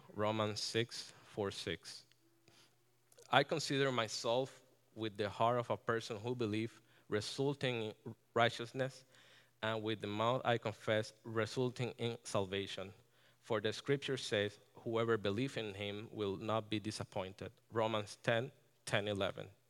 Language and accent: English; Ponce, Puerto Rico; moved away as an adult; now in Connecticut, United States; I was born and, born and raised in Ponce, Puerto Rico